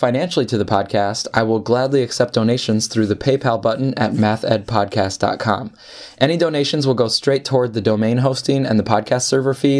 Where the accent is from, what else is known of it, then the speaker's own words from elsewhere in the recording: Upper Peninsula of Michigan, United States; I grew up in the Upper Peninsula of Michigan